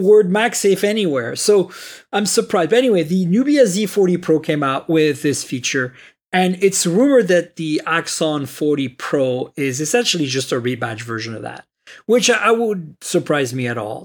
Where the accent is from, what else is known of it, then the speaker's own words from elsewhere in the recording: Canada; I'm Canadian